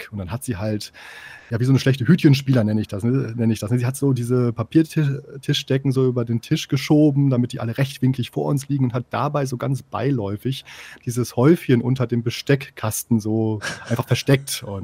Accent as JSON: {"language": "German", "town": "Osnabrück", "region": "Lower Saxony", "country": "Germany", "said": "ich komme aus Osnabrück, vielleicht hat sich das noch nicht bis da unten hindurch äh, herumgesprochen"}